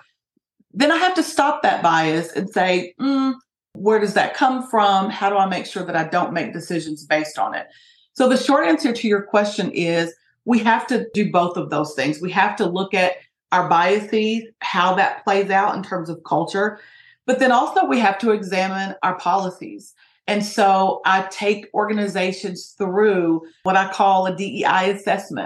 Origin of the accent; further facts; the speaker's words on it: Appalachia, Kentucky, United States; in Kentucky, it's a rural sort of area, particularly in Appalachia where I'm from, it's a very poor area